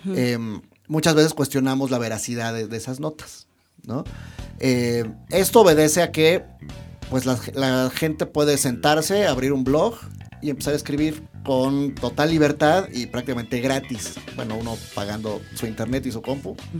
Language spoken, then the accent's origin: Spanish; Mexico; soy diseñador gráfico mexicano